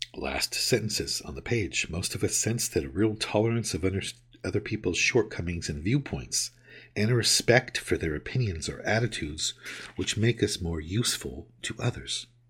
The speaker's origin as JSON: {"language": "English", "region": "California", "country": "United States", "tie": "born or raised there", "also_born_or_lived": "New York", "moved": "as an adult", "said": "I grew up in California and I moved away to the other side of the country to New York for roughly a decade and have moved back and been back for over a decade now"}